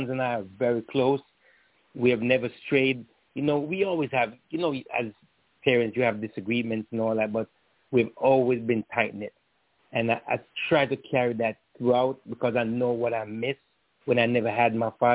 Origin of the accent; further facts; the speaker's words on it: Jamaica; My family, like growing up in Jamaica and all that, we were very tight-knit